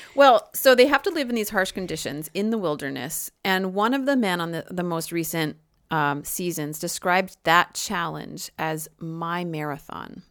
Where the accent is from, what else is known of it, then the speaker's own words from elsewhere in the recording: United States; I am an American